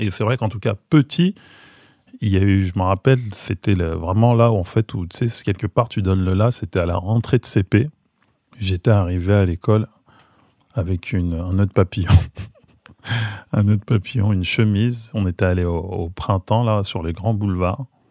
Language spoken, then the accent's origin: French; Maisons-Alfort, Île-de-France, France; J'ai grandi donc à Maison Alfort, donc j'étais euh, dans la norme du banlieusard, on va dire.